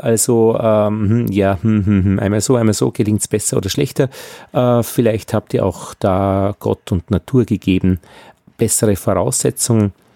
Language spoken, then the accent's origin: German; Upper Austria, Austria; ich bin ein Oberösterreicher